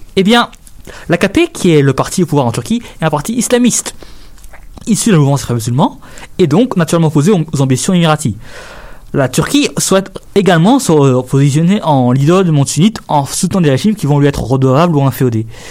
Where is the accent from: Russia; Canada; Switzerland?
Canada; en tant que Canadien